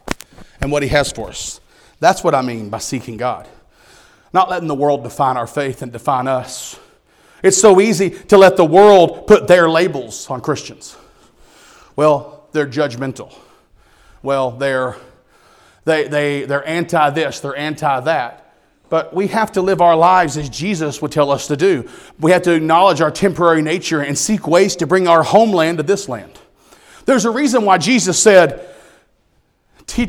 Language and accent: English; United States; I'm an American. And I'm proud to be an American